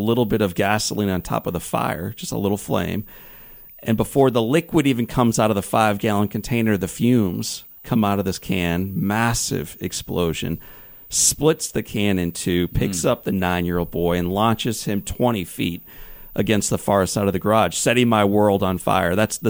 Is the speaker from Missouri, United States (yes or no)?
yes; De Pere, Missouri, United States; I'm a nine-year-old kid growing up in DePere, Missouri.